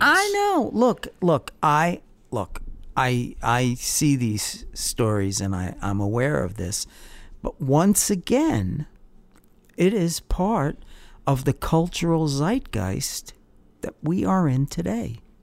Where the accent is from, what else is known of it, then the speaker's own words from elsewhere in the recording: Long Island, New York, United States; I was growing up on Long Island